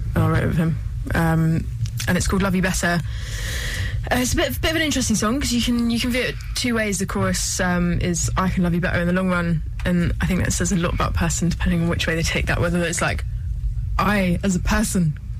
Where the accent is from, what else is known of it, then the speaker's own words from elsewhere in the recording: Harpenden, East of England, United Kingdom; I'm from Hertfordshire. Obviously, we're kind of in Hertfordshire. A place called Harpenden